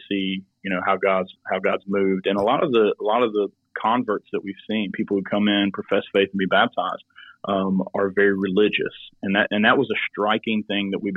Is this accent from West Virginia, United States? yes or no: yes; West Virginia, United States; now in Milton, United States; Charleston, West Virginia, which is our capital city